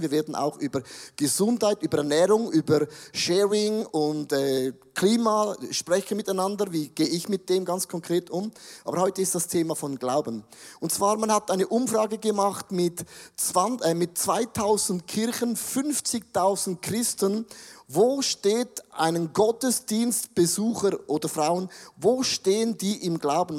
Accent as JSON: {"language": "German", "town": "Buchs", "region": "St. Gallen", "country": "Switzerland", "said": "Ich komme aus Bux, aus dem Rheintal, ich kenne die drei Berge und die sieben Zwergen"}